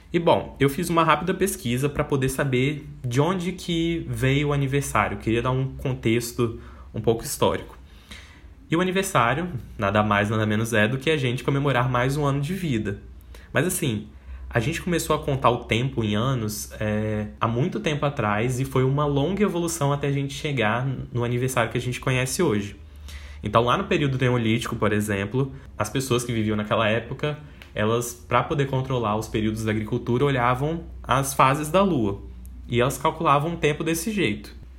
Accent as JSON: {"language": "Portuguese", "region": "Espírito Santo", "country": "Brazil", "tie": "born or raised there", "also_born_or_lived": "Salvador, Bahia", "said": "eu nasci em Salvador, lá na Bahia, mas eu vivi e cresci praticamente toda a minha vida aqui no Espírito Santo"}